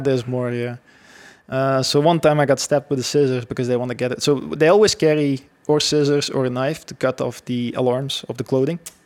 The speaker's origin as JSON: {"language": "English", "country": "Belgium", "tie": "born or raised there", "said": "I grew up actually in Belgium my whole life"}